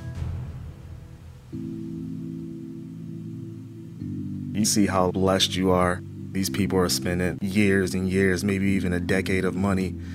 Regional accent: Philadelphia, Pennsylvania, United States; I'm from Philadelphia

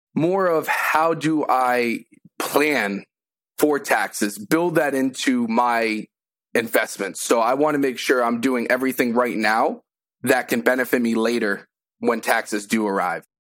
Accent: Massachusetts, United States; now in Enfield, United States; I'm originally from Massachusetts

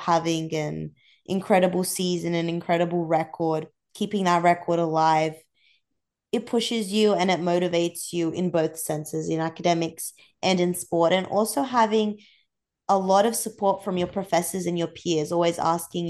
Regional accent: Central Coast, New South Wales, Australia; moved away as an adult; now in Georgia, United States; I'm from the Central Coast, very close to Sydney.

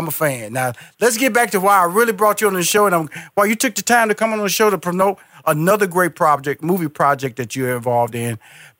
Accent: Houston, Texas, United States; I'm from Houston, Texas.

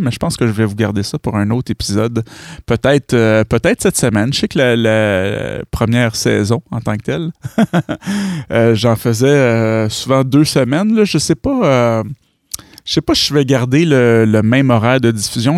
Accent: Granby, Quebec, Canada; je suis de Granby

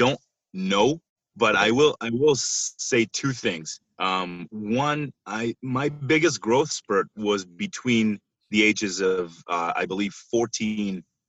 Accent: Israel; moved away as an adult; I'm originally from Israel, and that's where I was born and raised

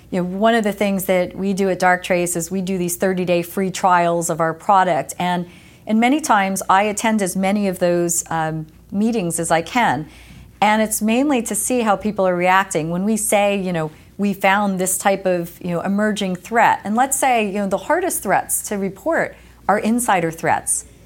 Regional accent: East Coast, United States; especially growing up on the East Coast and then moving to the West Coast

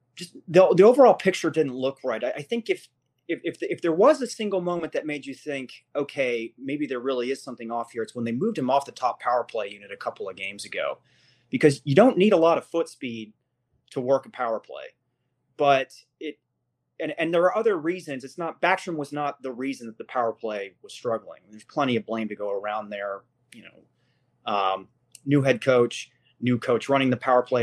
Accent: Washington, District of Columbia, United States; I grew up in Washington D.C. I grew up as a Capitals fan

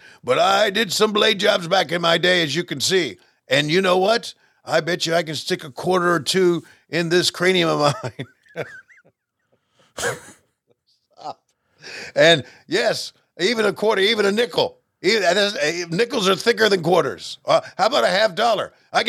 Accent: Canada; but I'm not from Minnesota. I'm from Canada.

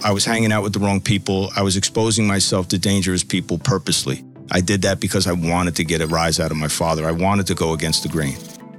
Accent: Bayonne, New Jersey, United States; I grew up in a city called Bayonne, New Jersey, just outside of Manhattan. Both my grandfather and my father were law enforcement

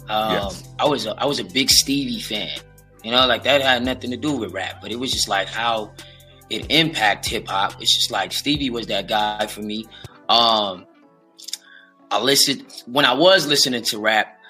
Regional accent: West Coast, United States; I'm from the West

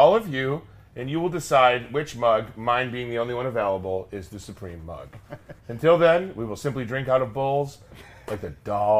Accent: Long Beach, California, United States; I'm from Long Beach, California.

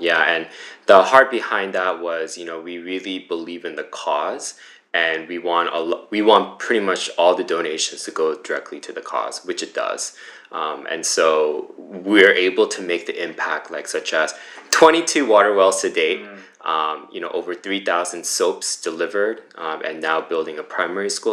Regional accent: United States; also born or lived in Flushing, New York; I grew up in the New Jersey, New York area, uh, born in Flushing

